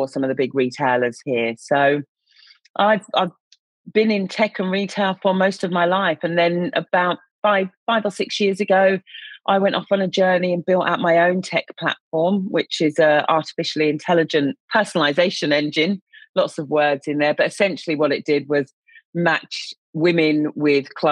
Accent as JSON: {"language": "English", "country": "United Kingdom", "tie": "born or raised there", "moved": "as an adult", "lives_now": "Australia", "said": "I'm obviously a Brit living in Australia"}